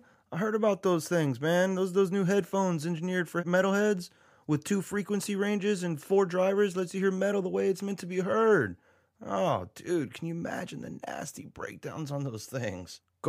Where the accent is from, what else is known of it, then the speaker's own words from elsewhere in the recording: San Antonio, Texas, United States; I'm born and raised here myself